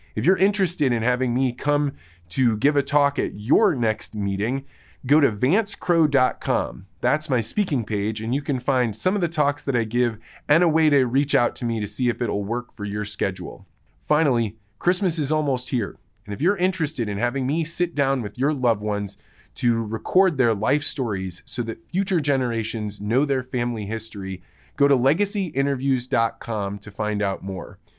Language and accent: English; Midwest, United States; I grew up in the Midwest.